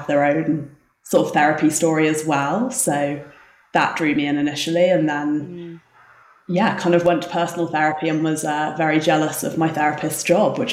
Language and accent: English; England, United Kingdom; moved away as an adult; now in South Lake Tahoe, United States; as you can tell from the accent, I'm not from America. I grew up in England.